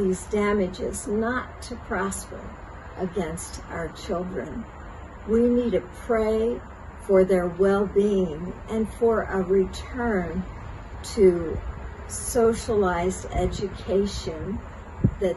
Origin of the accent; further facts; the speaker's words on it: Pennsylvania, United States; I'm from Pennsylvania in the United States